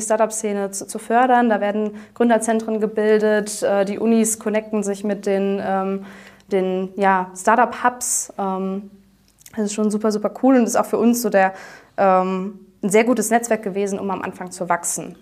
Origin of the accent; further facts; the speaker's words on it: Aachen, North Rhine-Westphalia, Germany; moved away as an adult; now in Cologne, Germany; Aachen, äh, meine Heimat